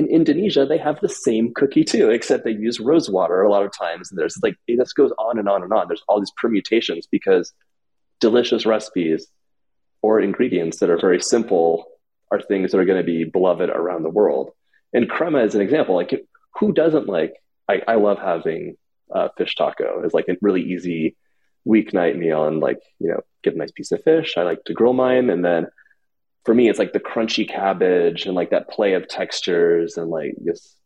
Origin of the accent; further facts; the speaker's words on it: Los Angeles, California, United States; I grew up in Los Angeles